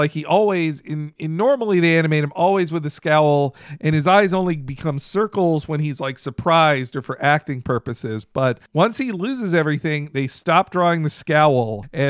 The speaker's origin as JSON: {"language": "English", "region": "the South", "country": "United States", "tie": "born or raised there", "said": "I grew up in the South"}